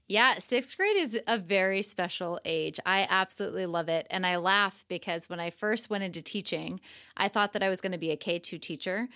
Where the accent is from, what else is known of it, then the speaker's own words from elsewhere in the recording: northwest suburbs of Chicago, Illinois, United States; moved away as an adult; also born or lived in Asia / Arizona; now in Redmond, United States; I'm from the northwest suburbs of Chicago, so like forty-five minutes outside of the city